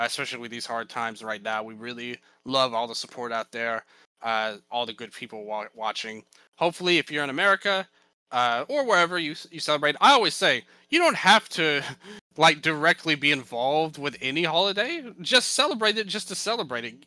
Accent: Memphis, Tennessee, United States; I'm from Memphis

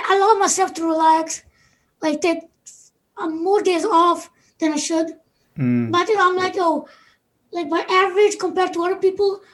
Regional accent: Canada; I have one younger sibling, and me and him were born here in Canada

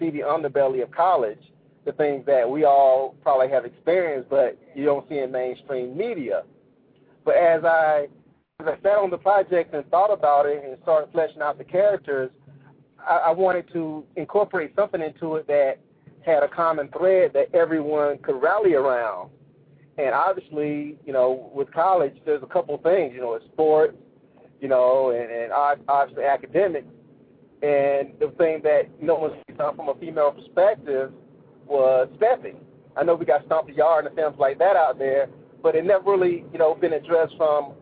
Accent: Warner Robins, Georgia, United States; I'm originally from Warner Robins, Georgia.

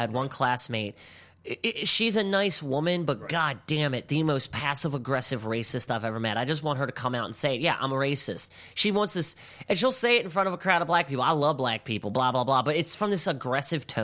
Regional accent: Baltimore, Maryland, United States; I grew up in Highland Town, Northeast Avenue.

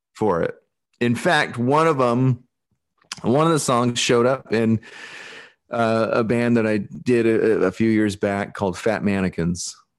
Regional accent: Alaska, United States; accent: Pacific Northwest; moved away; also born or lived in Portland / Brazil; Growing up in Alaska and stuff like this, you know, I think this is how I've always spoken

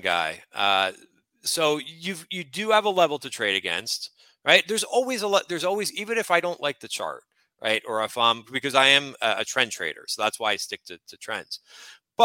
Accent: North Plainfield, New Jersey, United States; now in New York City, United States; I grew up in Central Jersey. I'm in New York City now.

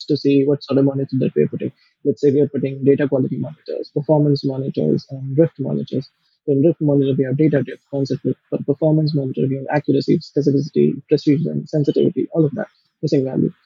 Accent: India; also born or lived in Oxford / Japan; I'm from India

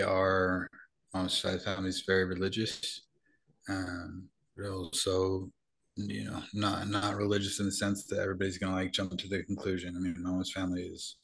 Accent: Utah, United States; I grew up in Utah

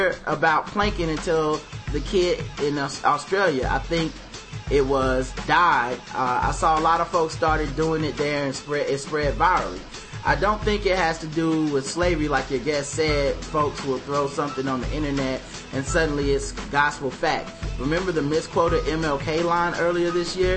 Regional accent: North Carolina, United States; I'm from North Carolina

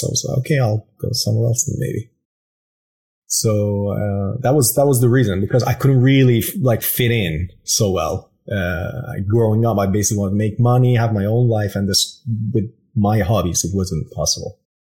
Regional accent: Iran; moved away as an adult; raised in Iran. Yeah, exactly. Until I was about 21

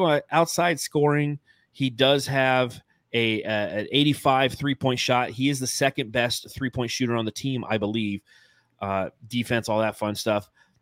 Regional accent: Phoenix, Arizona, United States; Like, yeah, dude, I'm from Phoenix.

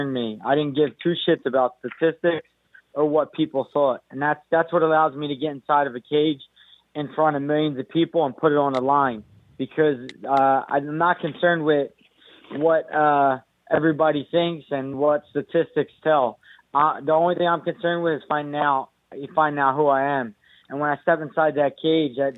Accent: United States; I'm Puerto Rican, but the fact remains, I'm from America, and I'm American

